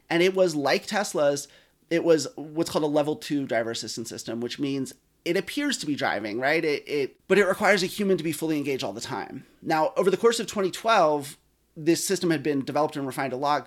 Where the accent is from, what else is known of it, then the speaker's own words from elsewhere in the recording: Eugene, Oregon, United States; I grew up in Eugene, Oregon, where you definitely don't, don't need a car